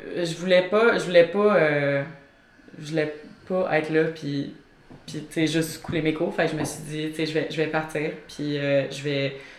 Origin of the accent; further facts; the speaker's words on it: near Montreal, Quebec, Canada; also born or lived in Eastern Townships, Quebec; j'ai grandi sur une ferme dans les cantons de l'Est. Euh, j'ai toujours été entourée par des animaux, j'ai toujours euh, adoré les chiens surtout. Puis dans le fond, vers l'âge de 8 ans, euh, on a quitté la ferme, on a déménagé plus près de Montréal